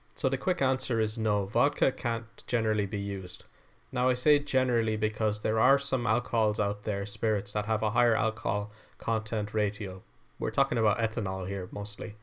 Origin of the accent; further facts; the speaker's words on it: Ireland; I am Irish